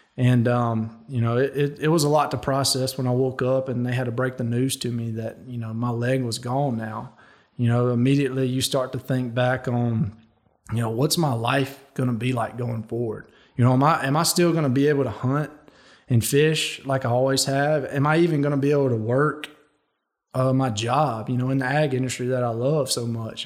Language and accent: English; Louisiana, United States; I chose to go play for my home state school, the L S U Tigers